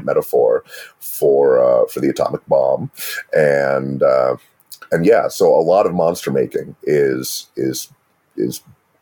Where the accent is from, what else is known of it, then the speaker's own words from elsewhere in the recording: United States; as an American.